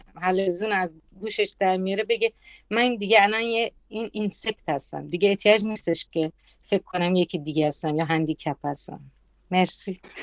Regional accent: Italy; من تو ایتالیا بزرگ شدم

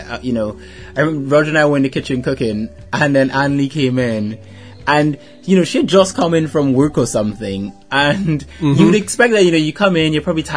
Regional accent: Trinidad & Tobago; I can get work in Barbados as well as a Trinidadian citizen.

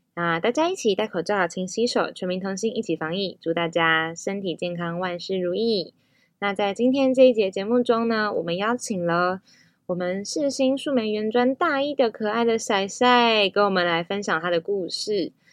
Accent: Tafalong and Antong villages, Hualien County, Taiwan; 我是来自花莲县太巴朗部落和安通部落的阿美族

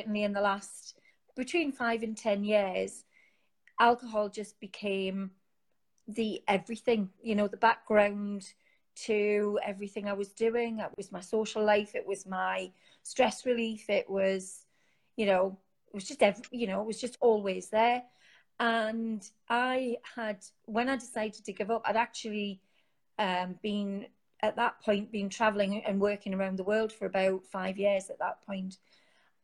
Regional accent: Newcastle upon Tyne, North East England, United Kingdom; as you can tell from my accent, I'm from Newcastle

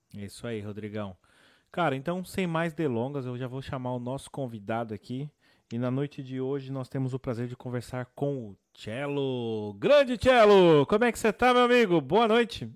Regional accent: São Paulo, Brazil; Sou da Zona Sul aí de São Paulo. Sou de Santo Amaro, Capão Redondo

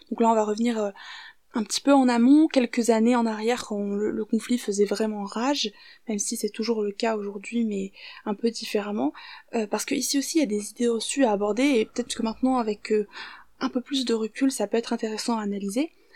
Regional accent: France; also born or lived in Syria; je suis française et syrienne

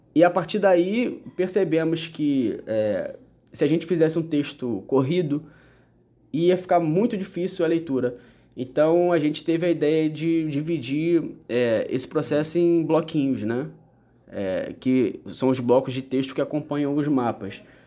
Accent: Rio de Janeiro, Brazil; eu que sou nascido e criado no Rio de Janeiro

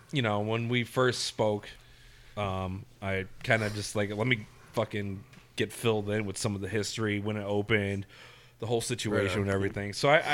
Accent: Lisle, Illinois, United States; I grew up near one in Lyle

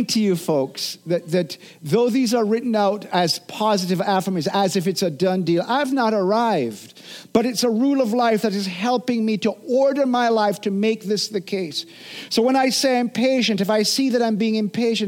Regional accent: Jamaica; I'm a Jamaican

